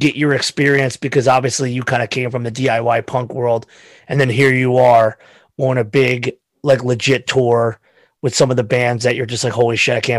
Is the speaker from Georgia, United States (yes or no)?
no; Pennsylvania, United States; So again, we're all from Pennsylvania.